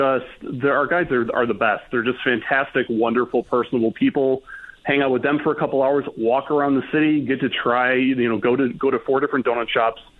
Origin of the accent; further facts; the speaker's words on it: Michigan, United States; I'm originally from Michigan